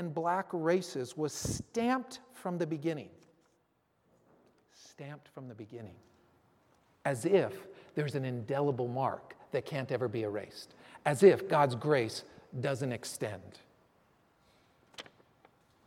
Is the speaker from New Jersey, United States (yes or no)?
no; San Francisco, California, United States; I grew up in San Francisco.